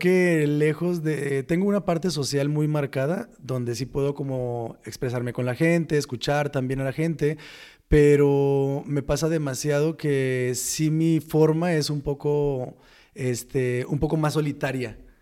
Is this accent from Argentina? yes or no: no; Los Mochis, Sinaloa, Mexico; moved away; soy de Sinaloa, Los Mochis.